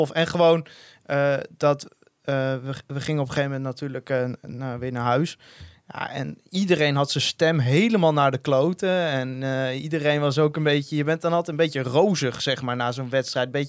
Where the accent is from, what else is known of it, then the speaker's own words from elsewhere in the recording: Dalfsen, Overijssel, Netherlands; ik kom uit Dalfse, vriend. Dat is uh, Heinekendorp.